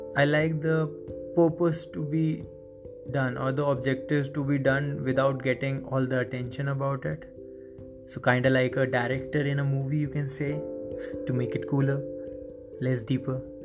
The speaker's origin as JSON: {"language": "English", "country": "India", "second_language": "English", "said": "I come from India and English is not our first language here."}